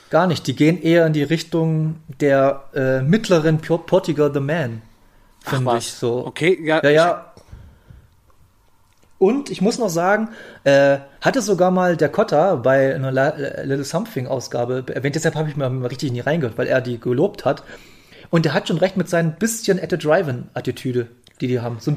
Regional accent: Bautzen, Saxony, Germany; Ich wohne ja, ich komme ja aus Bautzen, meine Ausbildung war zu Ende und dann habe ich, ich habe immer schon ein bisschen in Leipzig gewohnt, da bin ich mal in Leipzig gezogen.

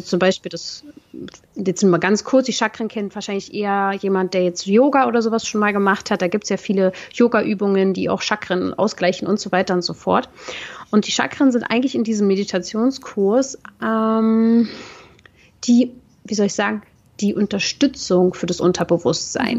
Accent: Berlin, Germany; aus Berlin, wo ich herkomme

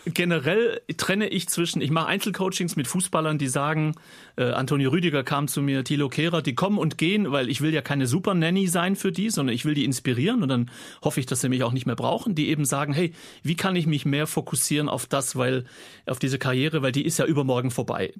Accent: Gaildorf, Baden-Württemberg, Germany; accent: Swabian; also born or lived in Kirchheim unter Teck; ich bin in Deutschland geboren, ich bin ein Schwab, Kirchheim Tech

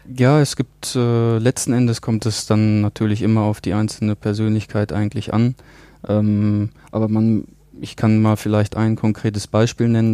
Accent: Germany; now in Geneva, Switzerland; als Deutscher

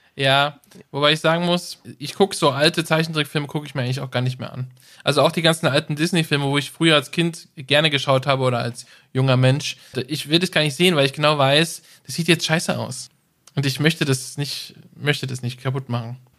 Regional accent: Germany; als Deutsche

